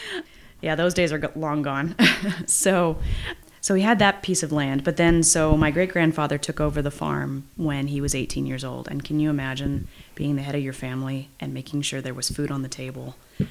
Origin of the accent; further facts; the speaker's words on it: Yountville, California, United States; I was born in Yountville and grew up there in the same house. So my parents moved in 6 weeks after I was born.